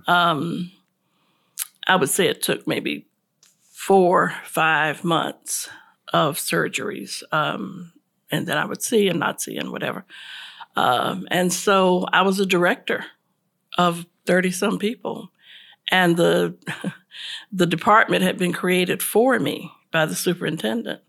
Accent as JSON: {"language": "English", "town": "Tampa", "region": "Florida", "country": "United States", "moved": "as an adult", "lives_now": "Charlotte, United States", "said": "I'm originally from Tampa, Florida"}